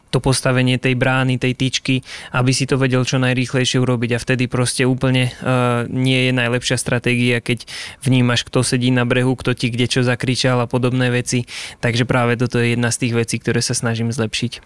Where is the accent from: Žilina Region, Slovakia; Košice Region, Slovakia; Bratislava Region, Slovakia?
Žilina Region, Slovakia; Liptovský Mikuláš; som z Liptovského Mikuláša